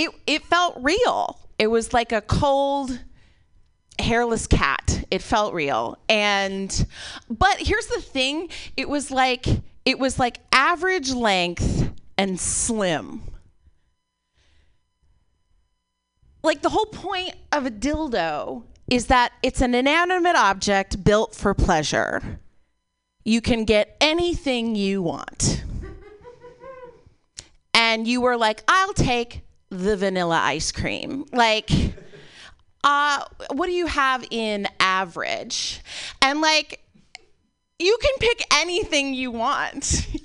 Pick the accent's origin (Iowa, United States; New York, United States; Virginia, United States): Iowa, United States; also born or lived in Chicago; now in California, United States; I moved here from Chicago, but I'm originally from Iowa